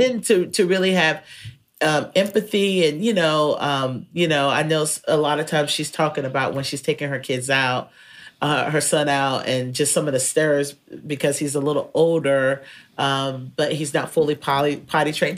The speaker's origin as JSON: {"language": "English", "region": "North Carolina", "country": "United States", "tie": "born or raised there", "moved": "yes", "lives_now": "Texas, United States", "said": "growing up in North Carolina"}